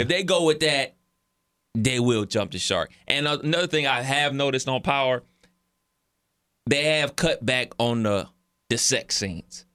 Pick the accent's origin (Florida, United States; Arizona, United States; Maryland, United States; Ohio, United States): Ohio, United States; Cleveland; as a kid growing up in Cleveland in the, uh, late eighties, early nineties